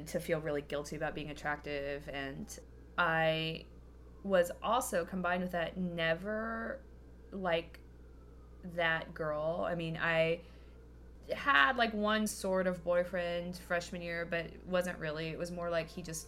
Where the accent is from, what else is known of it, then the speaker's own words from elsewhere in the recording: Kentucky, United States; I grew up in Kentucky